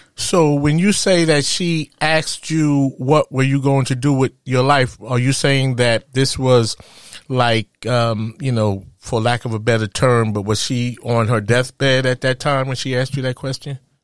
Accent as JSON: {"language": "English", "region": "New York", "country": "United States", "tie": "born or raised there", "said": "growing up in Harlem"}